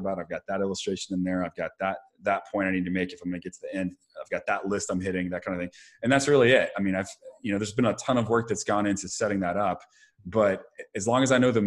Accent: Dallas, Texas, United States; moved away; Growing up in Dallas

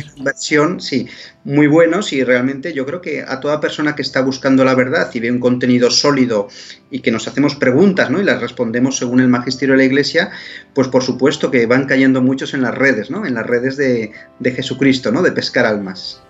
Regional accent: Spain; yo como español de España y de América

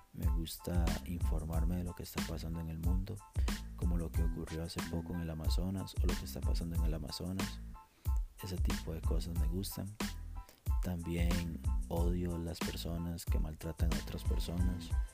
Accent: Costa Rica; Tengo veintiséis años, soy de Costa Rica.

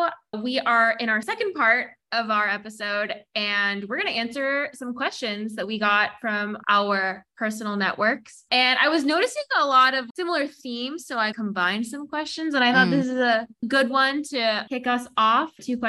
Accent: Hong Kong; because growing up in Hong Kong, but obviously parents were U.S. diplomats, so U.S. citizen by birth.

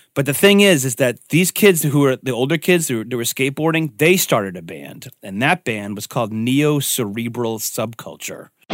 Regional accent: Upton, Massachusetts, United States; when I was a kid growing up in Upton

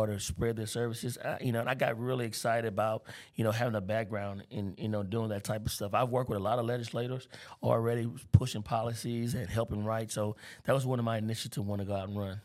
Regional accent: Baton Rouge, Louisiana, United States; I grew up in North Baton Rouge.

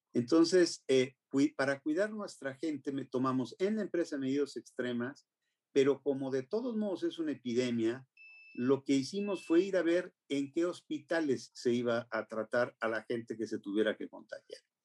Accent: Mexico; somos los mexicanos

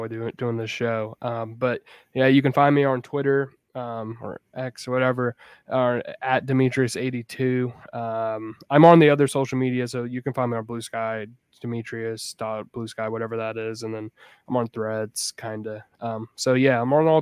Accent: Jacksonville, Florida, United States; growing up in Jacksonville

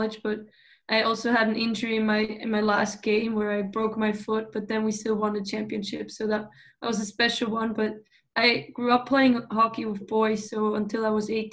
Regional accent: Switzerland; born or raised there; English is a second language; moved away as an adult; also born or lived in Duluth, Minnesota; now in Sweden

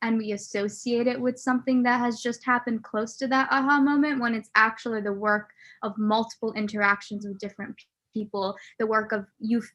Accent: Nebraska, United States; I grew up in Nebraska

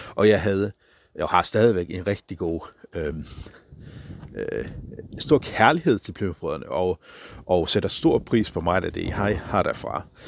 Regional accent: Faroe Islands; på færgerne, hvor jeg kommer fra

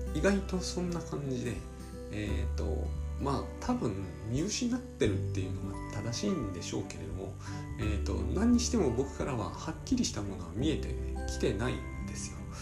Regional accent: Japan

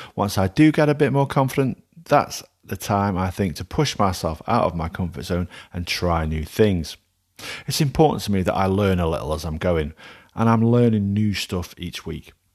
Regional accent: Alsager, North West England, United Kingdom; my hometown of Allsager does not have a Mexican restaurant.

